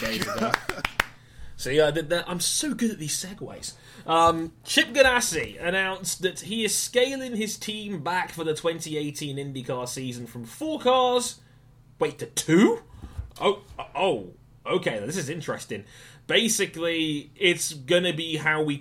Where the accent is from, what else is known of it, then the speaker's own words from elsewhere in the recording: England, United Kingdom; I'm the only Englishman on this show now